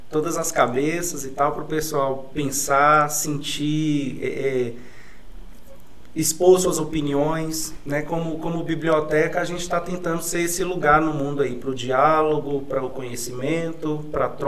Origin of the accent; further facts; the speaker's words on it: Pirapora, Minas Gerais, Brazil; sou de Pirapora, neto de Rosa, filho de Rosa e marido de Jean